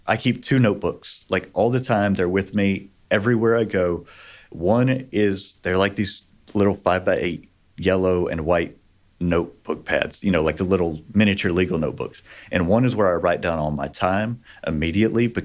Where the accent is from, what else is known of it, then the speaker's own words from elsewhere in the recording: Texas, United States; I grew up in Texas